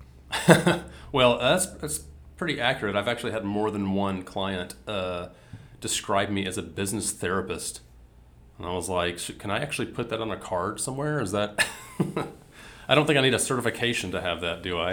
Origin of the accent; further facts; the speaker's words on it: Mississippi, United States; I grew up in Mississippi